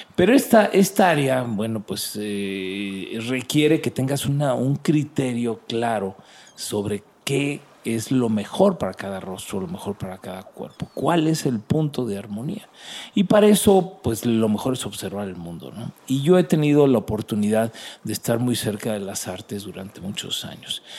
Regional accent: Mexico; nosotros, que somos mexicanos

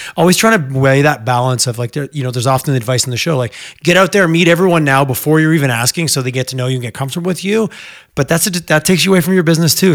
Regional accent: Alberta, Canada

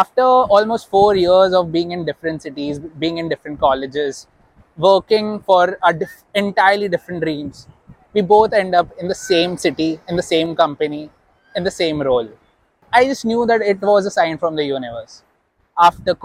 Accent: Nagpur, Maharashtra, India; moved away as an adult; also born or lived in Mumbai; I'm from Nagpur, Maharashtra.

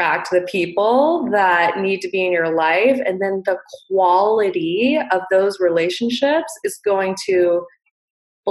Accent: Montana, United States; I grew up in Montana

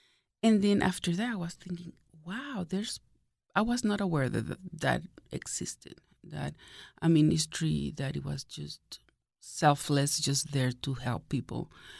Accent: Venezuela; moved away as an adult; now in United States; No, that was in Venezuela. I was born in Venezuela.

